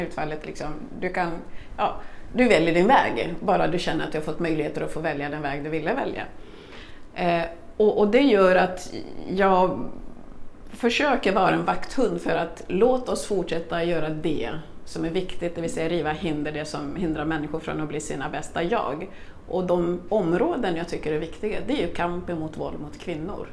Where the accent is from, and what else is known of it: Kungsängen, Stockholm County, Sweden; born or raised there; also born or lived in Congo / Burundi